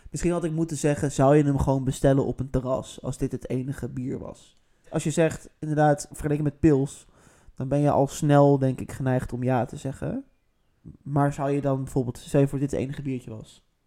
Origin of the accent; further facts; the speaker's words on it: Netherlands; wij zijn natuurlijk als Nederlanders